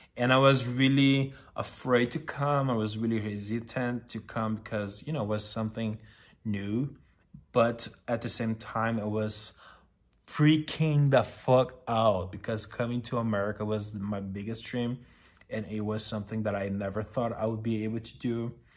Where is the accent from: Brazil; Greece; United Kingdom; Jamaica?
Brazil; English is a second language; moved away as an adult; now in Los Angeles, United States; I'm Brazilian, as you are aware by now, and I moved to L A five years ago